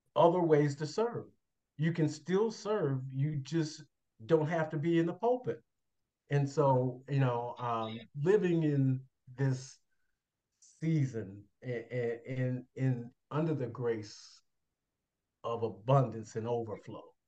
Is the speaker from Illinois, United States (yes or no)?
yes; Chicago, Illinois, United States; moved away as an adult; now in Indianapolis, United States; born and raised in Chicago, Illinois